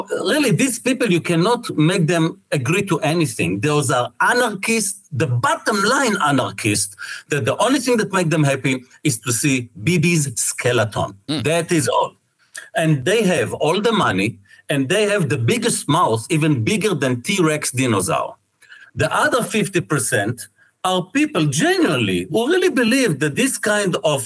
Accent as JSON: {"language": "English", "country": "Israel"}